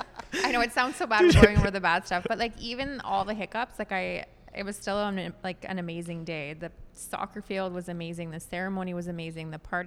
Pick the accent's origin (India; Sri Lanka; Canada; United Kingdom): Canada; we're French Canadian